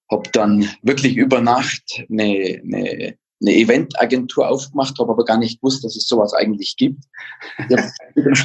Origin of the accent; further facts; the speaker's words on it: Bavaria, Germany; ich bin in den Bergen aufgewachsen, habe die Skipiste vor der Haustür und bin immer Ski gefahren